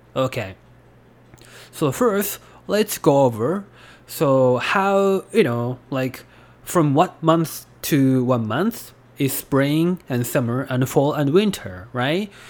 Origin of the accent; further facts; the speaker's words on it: Japan; I'm from Japan